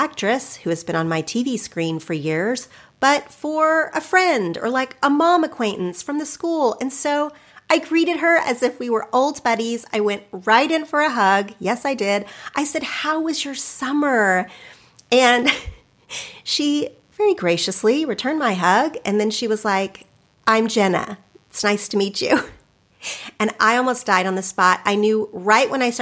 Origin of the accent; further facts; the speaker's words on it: Oklahoma, United States; where I grew up in Oklahoma